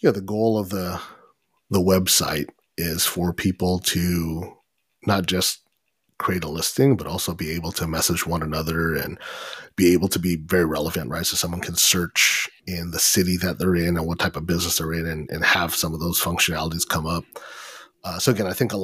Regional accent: Corona, California, United States; We're from Corona

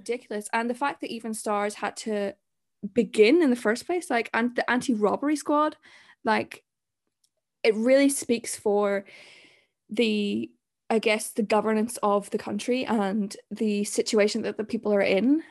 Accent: Zimbabwe; I'm from Zim, and there's so much going on there

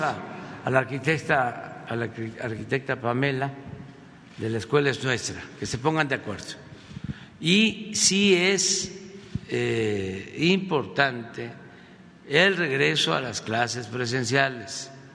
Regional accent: Mexico; a nosotros, a los mexicanos

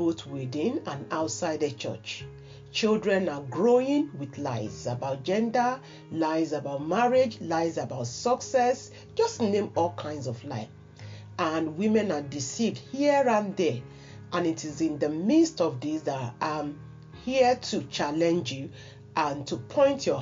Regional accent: Nigeria; a primary school pupil, I believe, probably maybe primary 5 or 6 then in my hometown in Nigeria

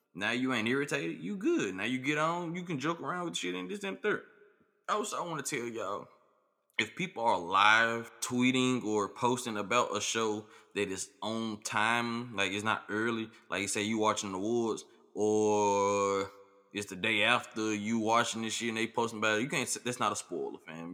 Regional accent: Memphis, Tennessee, United States; I'm from Memphis

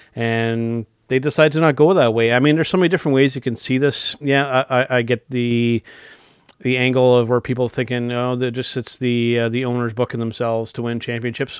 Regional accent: Canada; we're Canadian

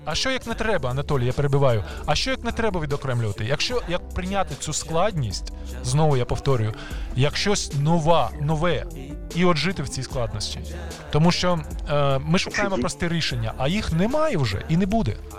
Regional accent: Kyiv, Ukraine; ті кияни, які народилися в Києві колись давно, як я

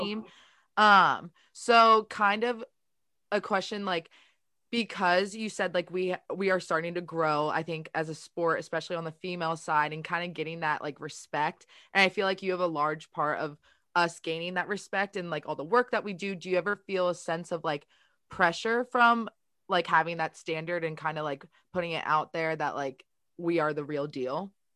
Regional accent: Baltimore, Maryland, United States; I'm from Baltimore

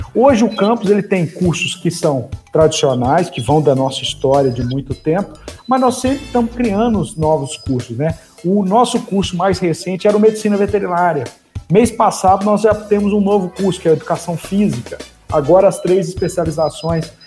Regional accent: Viçosa, Minas Gerais, Brazil; eu sou natural da cidade de Viçosa

